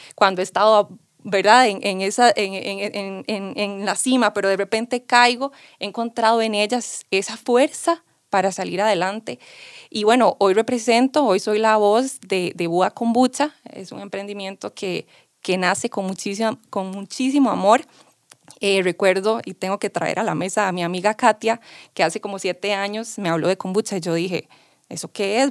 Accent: San Carlos, Alajuela, Costa Rica; also born or lived in New Zealand; Yo regreso a Costa Rica, a San Carlos, porque soy sancarleña de corazón y amo mi pueblo en el que crecí.

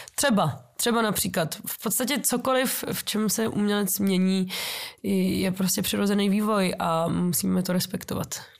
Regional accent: Czechia; taky jsem Češka

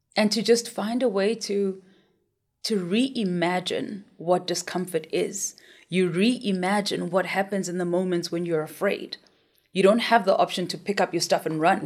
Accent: Soweto, Gauteng, South Africa; I grew up in Soweto

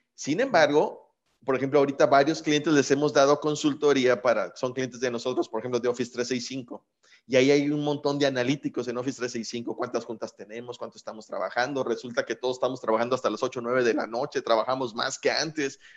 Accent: Mexico; como mexicanos

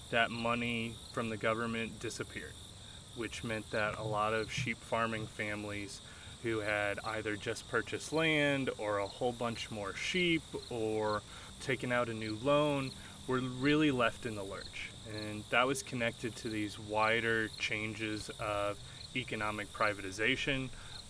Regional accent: St. Louis, Missouri, United States; also born or lived in New Zealand; now in Kansas, United States; I'm originally from St. Louis, Missouri

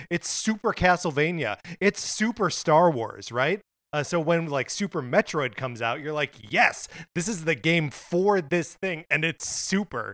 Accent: United States; Mark and I are both, uh, American boys who grew up as American boys

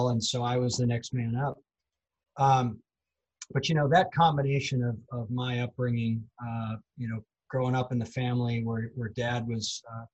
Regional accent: North Dakota, United States; moved away as an adult; I grew up in North Dakota, and my dad was a high school athletics director.

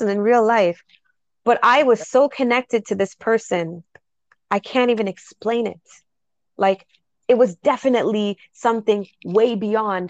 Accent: Jamaica; I'm straight Jamaican

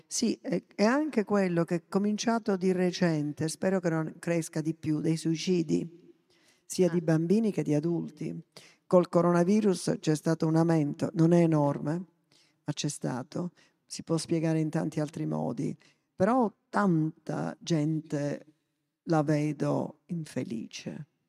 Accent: Sicily, Italy; also born or lived in Africa / Lebanon; come palermitano

